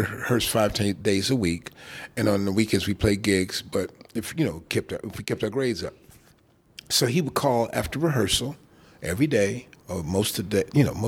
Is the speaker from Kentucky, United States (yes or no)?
no; Chicago, Illinois, United States; My dad used to have parties in Chicago. I grew up in Chicago